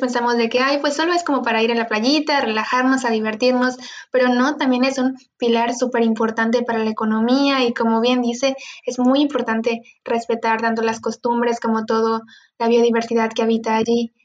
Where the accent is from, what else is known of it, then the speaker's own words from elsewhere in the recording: Cozumel, Quintana Roo, Mexico; yo soy de Cozumel, estoy en una isla